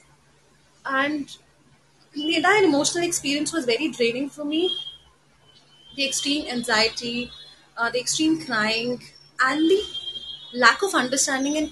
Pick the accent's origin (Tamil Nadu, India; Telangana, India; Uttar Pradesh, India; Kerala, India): Uttar Pradesh, India; Lucknow; now in Delhi, India; I come from Delhi. I've been born and raised in Lucknow, so I have a very strong connection to Lucknow